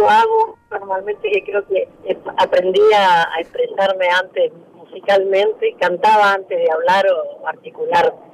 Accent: Buenos Aires, Argentina; also born or lived in Mercedes; yo nací en Mercedes, pero después mm, crecía en Flores y los fines de semana los pasaba en Mercedes y los veranos.

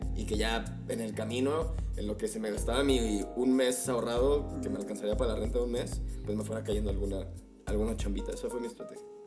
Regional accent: Guadalajara, Jalisco, Mexico; moved away as an adult; now in Mexico City, Mexico; también soy de una perla, fíjate, güey. la perla tapatía.

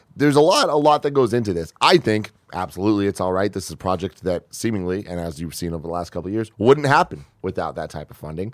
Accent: San Francisco, California, United States; I'm from San Francisco

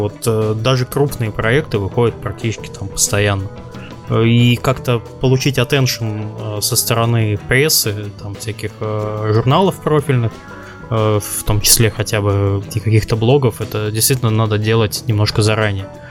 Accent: Kaliningrad, Kaliningrad Oblast, Russia; я из Калининграда

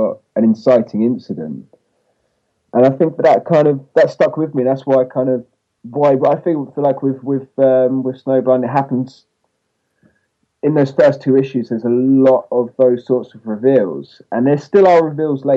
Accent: England, United Kingdom; I'm English

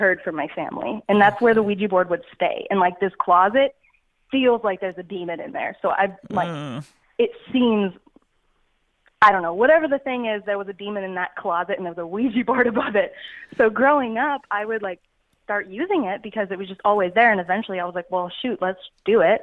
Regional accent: Texas, United States; I'm from Texas

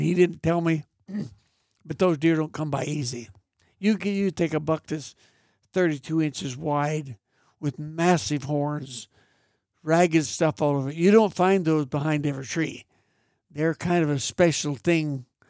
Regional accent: Mariposa, California, United States; I was raised on Chowchilla Mountain Road out of Mariposa.

